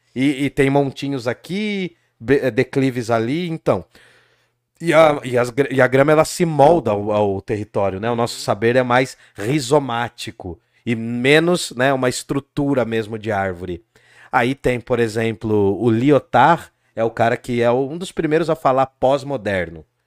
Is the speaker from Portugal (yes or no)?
no; Brazil; a gente é brasileiro